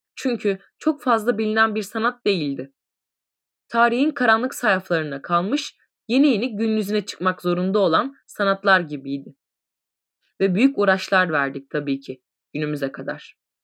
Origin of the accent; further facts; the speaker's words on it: Niğde, Turkey; also born or lived in Kayseri; now in Isparta, Turkey; 1975 Niğde doğumluyum